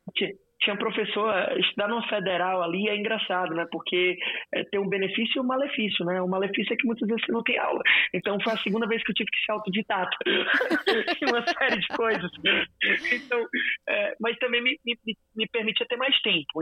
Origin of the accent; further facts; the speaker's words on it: Fortaleza, Ceará, Brazil; eu sou de Fortaleza